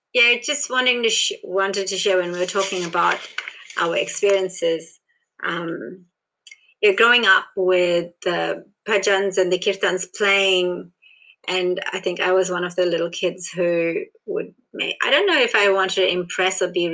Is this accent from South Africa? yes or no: yes; South Africa; born there; Born in South Africa as Indian, you're not South African. Like, in South Africa, you kind of like regarded Indian.